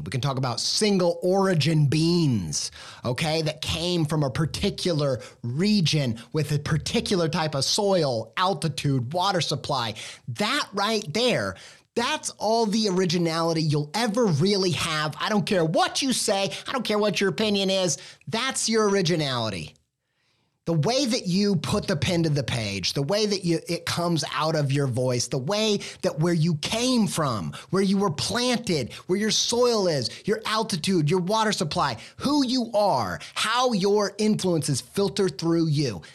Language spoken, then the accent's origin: English; Indiana, United States; I will always be a Midwestern Indiana boy raised